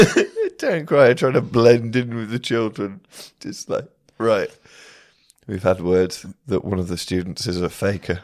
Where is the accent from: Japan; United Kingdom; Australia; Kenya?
United Kingdom; Shrewsbury, West Midlands; when I was growing up in Shrewsbury